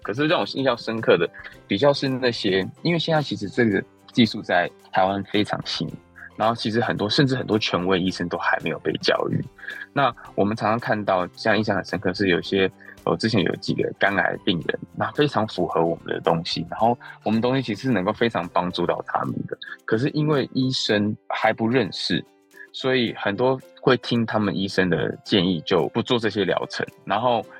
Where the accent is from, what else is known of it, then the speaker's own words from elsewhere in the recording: United States; moved away as an adult; also born or lived in California; now in Taiwan; 其实我是从小在，呃，美国读书嘛，那我大学毕业其实就是在加州开始创业